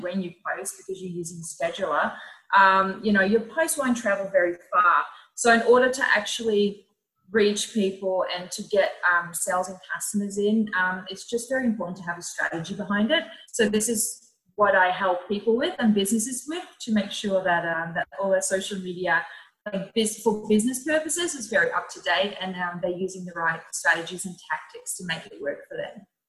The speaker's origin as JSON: {"language": "English", "country": "Netherlands", "moved": "as an adult", "lives_now": "Melbourne, Australia", "said": "I'm originally from the Netherlands, and I moved to Australia about uh, actually six years ago"}